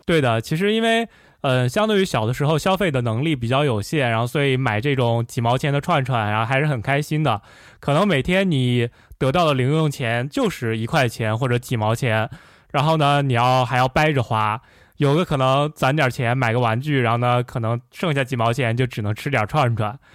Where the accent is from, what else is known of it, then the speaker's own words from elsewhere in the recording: Xi'an, Shaanxi, China; 我是西安长大的